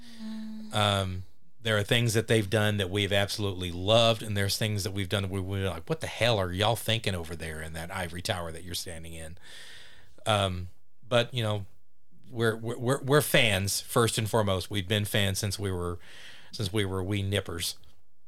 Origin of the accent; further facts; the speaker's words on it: Mesquite, Texas, United States; growing up in Mesquite